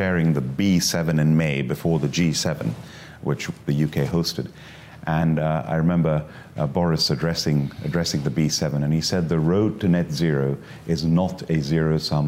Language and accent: English; India; moved away as an adult; now in United Kingdom; I was born and brought up in India.